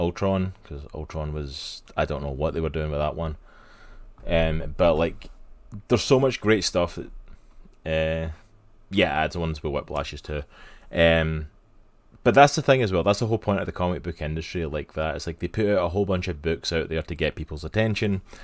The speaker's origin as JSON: {"language": "English", "region": "Scotland", "country": "United Kingdom", "tie": "born or raised there", "said": "I grew up in Scotland"}